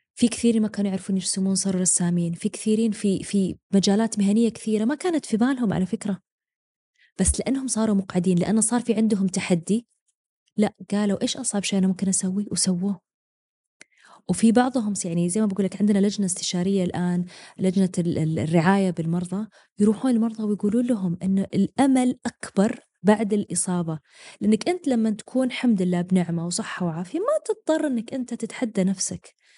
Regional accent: Eastern Province, Saudi Arabia; moved away as an adult; انا من الشرقيه واجي يعني انا لا يزالون اهلي بالشرقيه

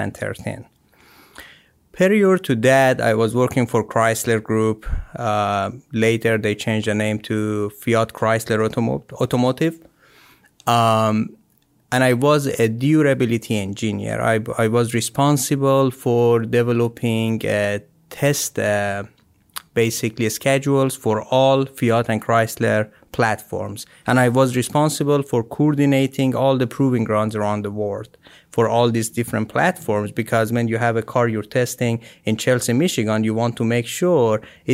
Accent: Iran; moved away as an adult; now in United States

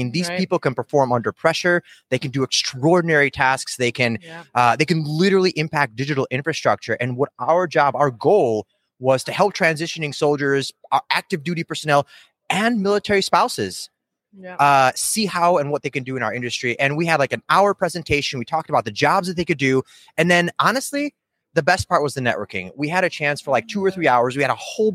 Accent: Kyiv, Ukraine; now in United States; And we came to the United States in the early 90s. I was born in Kyiv, Ukraine

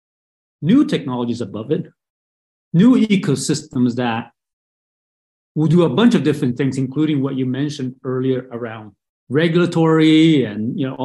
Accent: Brazil; moved away as an adult; also born or lived in Taipei, Taiwan; now in United States; I was born in Taipei and grew up in Brazil

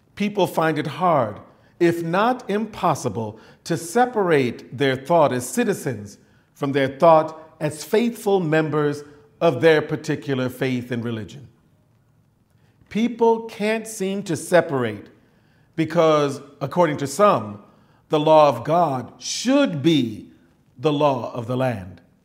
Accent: United States

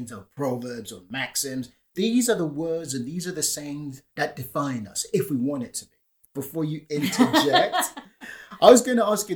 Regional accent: Nigeria; moved away; also born or lived in United Kingdom; I grew up in Nigeria. I was born in the UK, but growing up in Nigeria

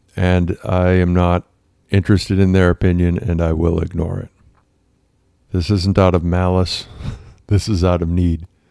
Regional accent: Massachusetts, United States; I grew up in Massachusetts

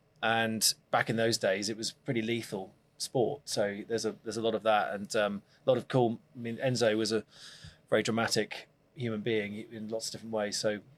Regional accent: California, United States; moved away; also born or lived in Bristol / Devon; I was born in Bristol, but I actually spent most of my life elsewhere. So I actually grew up in California.

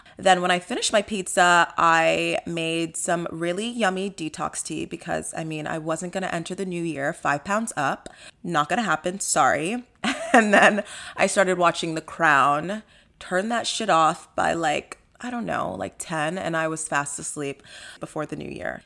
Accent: Nigeria; I'm Nigerian.

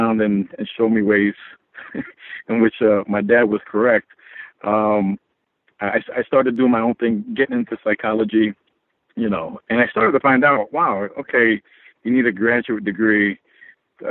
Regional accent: United States; also born or lived in Philippines; as a Filipino child, you know, I'm an immigrant. Came to the United States when I was 4 years of age

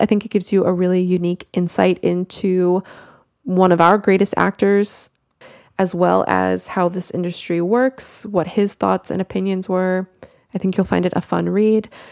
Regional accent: United States; accent: American; if you could not tell by my accent, I am American

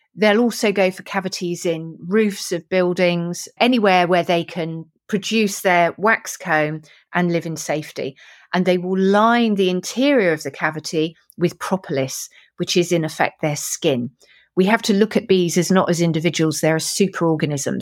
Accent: Weymouth, South West England, United Kingdom; I was born in Weymouth, Dorset, so I'm a Dorset girl as a child

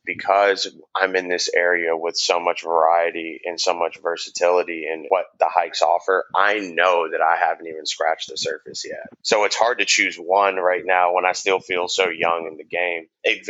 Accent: St. Louis, Missouri, United States; moved away as an adult; also born or lived in Alaska; by enlisting in the Army and then getting stationed in Alaska. So I'm originally from St. Louis, Missouri.

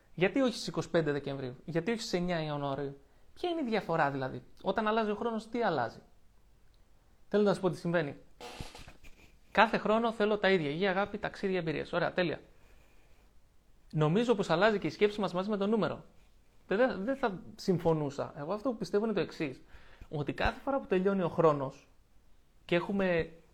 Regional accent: Lavrio, Attica, Greece; moved away as an adult; έφυγα από την πόλη μου. Από εκεί που ζούσα στο Λαύριο και είχα του φίλου μου εκεί, ζούσα με τη μητέρα μου

